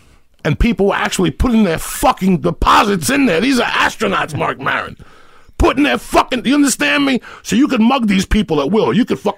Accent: New York, United States; also born or lived in Colorado; that was a special thing about growing up in New York those days.

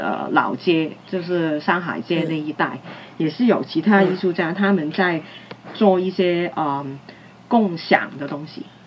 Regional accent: Hong Kong; 我是从殖民地时代走过来的

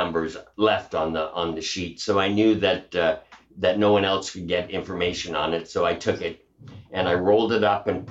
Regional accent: Western Canada, Canada; moved away as an adult; also born or lived in New York City; I grew up in the Wild West of Canada

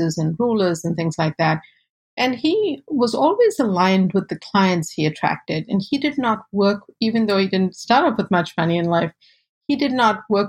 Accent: South Africa; now in United States; I was born and raised in South Africa to South Asian parents

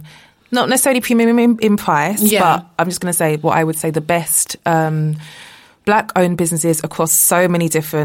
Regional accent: London, United Kingdom; also born or lived in New York; I grew up in Hackney

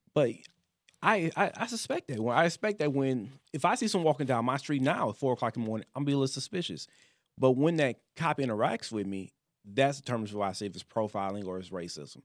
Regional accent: Detroit, Michigan, United States; moved away; also born or lived in Louisiana; I grew up in, outside of Detroit

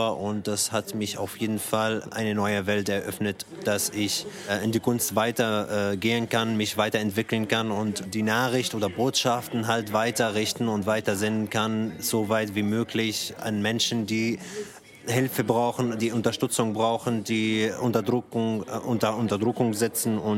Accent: Syria; now in Germany; ich komme aus Syrien. Ich bin hier seit 2014.

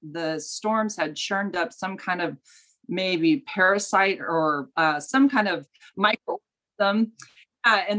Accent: California, United States; I grew up in California. I've always lived here

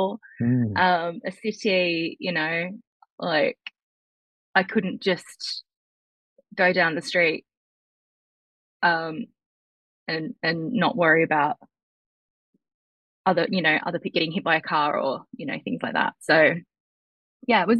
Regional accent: Perth, Western Australia, Australia; I was born in Australia, in Perth

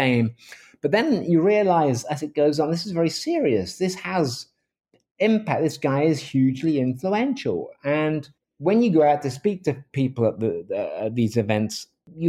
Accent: England, United Kingdom; moved away as an adult; now in Seattle, United States; I'm a journalist from England. I'm from The Independent

